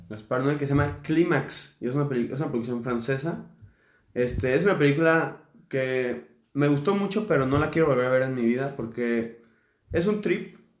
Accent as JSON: {"language": "Spanish", "country": "Mexico", "said": "somos mexicanos"}